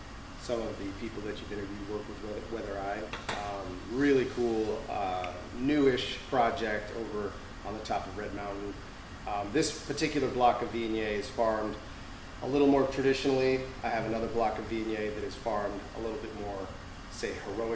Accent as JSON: {"language": "English", "town": "Greenwich", "region": "Connecticut", "country": "United States", "tie": "born or raised there", "also_born_or_lived": "New York / Seattle", "moved": "yes", "said": "I grew up in coastal Connecticut, a town called Greenwich."}